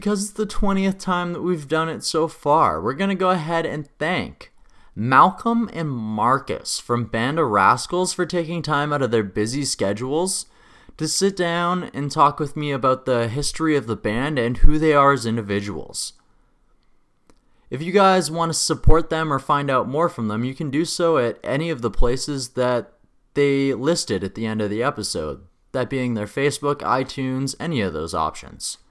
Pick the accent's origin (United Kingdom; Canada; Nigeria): Canada; Regina, Saskatchewan; my hometown, Regina, Saskatchewan